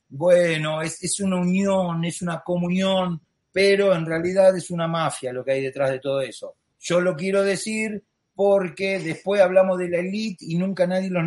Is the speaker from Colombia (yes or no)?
no; Argentina; Lo digo yo, que vengo de una familia católica, argentino, como los españoles, que hemos sido criados con el catolicismo